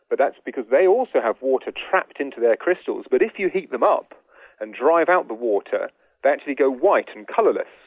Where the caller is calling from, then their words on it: Annandale, Virginia, United States; I'm calling from Annandale, Virginia.